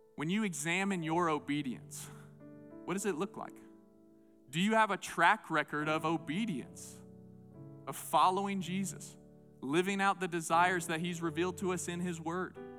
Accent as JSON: {"language": "English", "region": "southeastern United States", "country": "United States", "tie": "born or raised there", "moved": "yes", "said": "I grew up in the Bible Belt, southeastern part of the United States"}